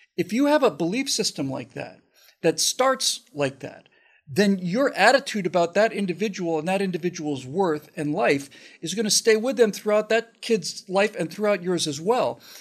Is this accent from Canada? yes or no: no; United States; an American kid growing up when I did